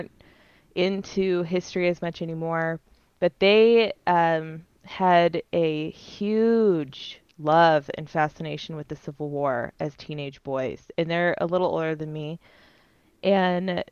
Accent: Gilbert, Arizona, United States; moved away; I grew up in Gilbert, Arizona

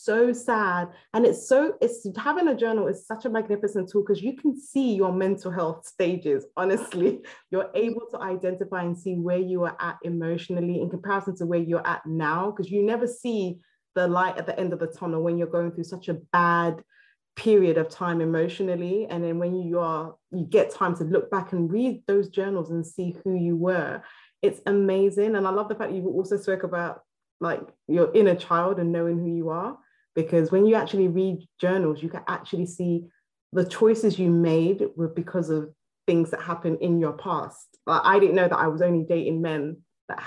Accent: Nigeria; I'm originally Nigerian

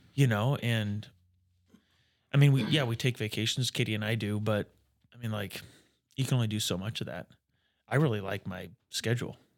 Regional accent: Atkinson, Nebraska, United States; moved away as an adult; also born or lived in Iowa; now in Norfolk, United States; So I grew up in Atkinson

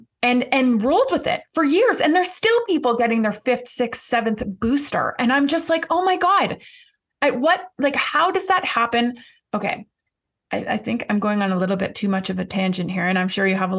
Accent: Canada; I'm Canadian

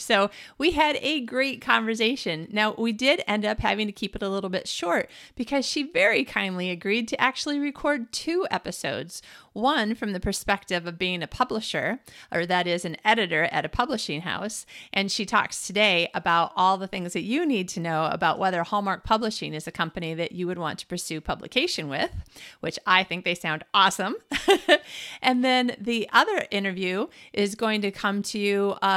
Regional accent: Midwest, United States; also born or lived in Scottsdale, Arizona / Phoenix, Arizona; I'm a Midwesterner born and bred

